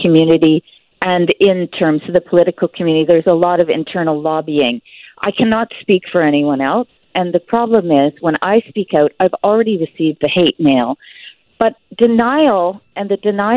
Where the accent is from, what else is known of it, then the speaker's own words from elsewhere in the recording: Canada; as a Canadian on Canadian soil